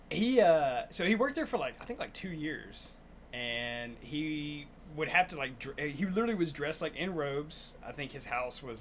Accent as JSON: {"language": "English", "town": "Monroe", "region": "Louisiana", "country": "United States", "tie": "born there", "said": "I was born in Monroe, Louisiana. I wasn't raised there, but I was born there."}